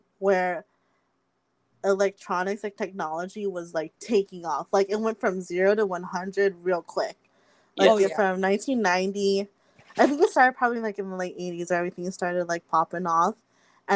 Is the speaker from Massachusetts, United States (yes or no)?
no; Roseville, California, United States; also born or lived in Elk Grove; when I moved from Oak Grove to Roseville